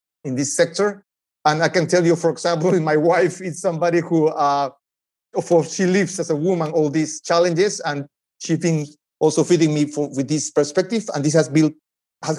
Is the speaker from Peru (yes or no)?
yes; Peru; moved away; I'm originally from Peru